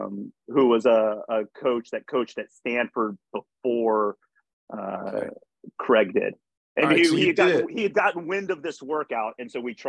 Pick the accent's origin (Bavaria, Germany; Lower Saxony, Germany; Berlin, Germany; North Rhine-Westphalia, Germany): Berlin, Germany; born there; also born or lived in United States; I grew up in a military family. My father was in the military. I was born in Berlin, Germany. And then we moved back and I lived there from third grade to seventh grade. And then we came back to the U.S. in eighth grade